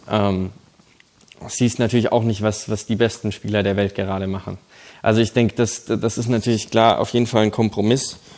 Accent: Germany; moved away as an adult; also born or lived in Mannheim area; now in Oklahoma, United States; ich bin in Deutschland aufgewachsen

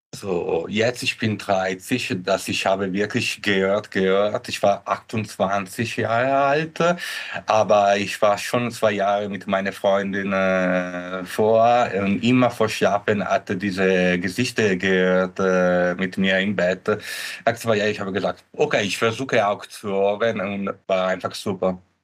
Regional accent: Italy; German is a second language; moved away; ich bin ursprünglich aus Italien.

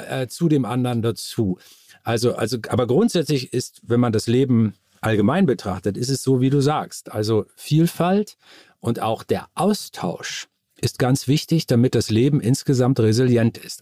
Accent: Moor, Lower Saxony, Germany; ich bin äh, aufgewachsen in dem Dorf Moor im Landkreis Stade in Norddeutschland

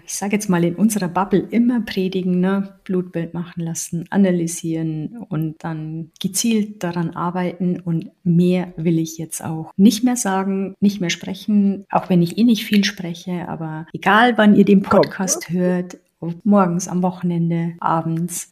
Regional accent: Bavaria, Germany; ich komme aus Bayern

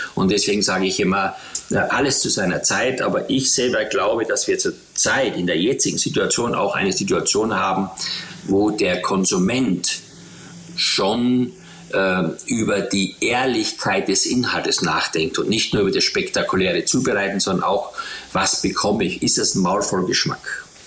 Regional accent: Eastern Styria, Austria; ich bin in der Oststeiermark aufgewachsen mit nichts

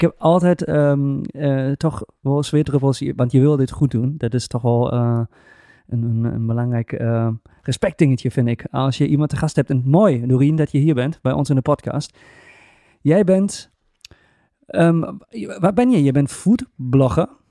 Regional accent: Germany; now in Twente, Netherlands; ik ben een Duitser

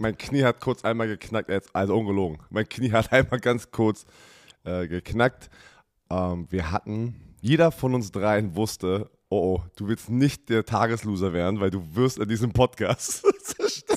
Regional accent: Berlin, Germany; Sami und ich als Berliner

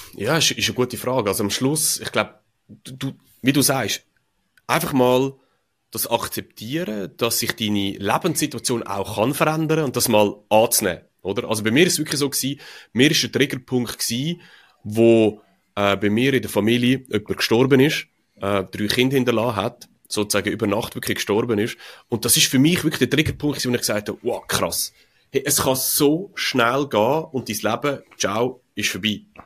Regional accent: Switzerland; wir Schweizer

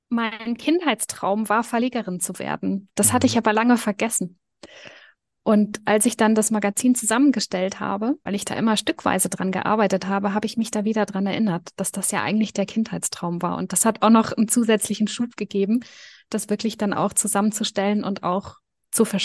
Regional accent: Germany; also born or lived in Switzerland; now in Liechtenstein; Ich bin in Deutschland und in der Schweiz aufgewachsen, was dazu führt, dass ich beide Sprachen fließend spreche und switche

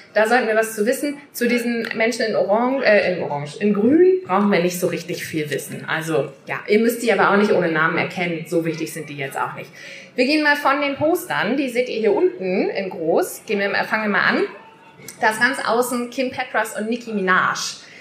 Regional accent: Worpswede, Lower Saxony, Germany; ich komme ja aus Worpswede. Das ist ein kleiner Ort in der Nähe von Bremen.

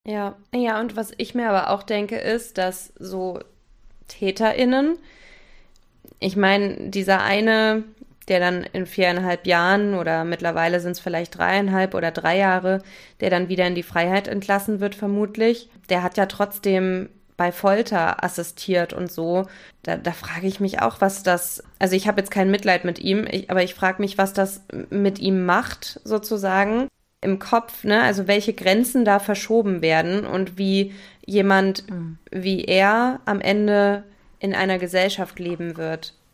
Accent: Germany; wir uns zum Beispiel als Deutsche

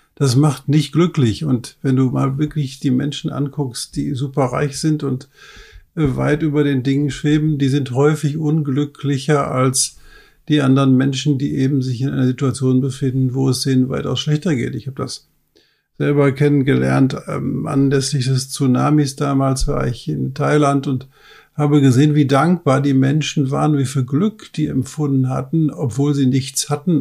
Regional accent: Ruhr area, North Rhine-Westphalia, Germany; ich komme aus dem Ruhrpott

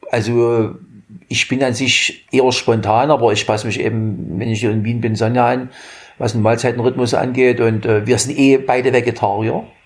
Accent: Germany; In meiner Jugend in der DDR und in ja auch, ne?

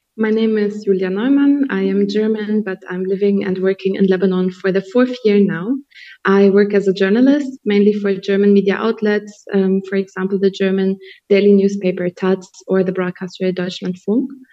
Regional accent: Colombia; I'm from Colombia

